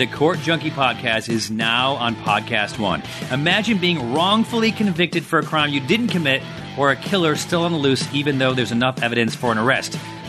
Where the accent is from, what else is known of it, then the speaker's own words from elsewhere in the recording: Syracuse, New York, United States; I am from Syracuse.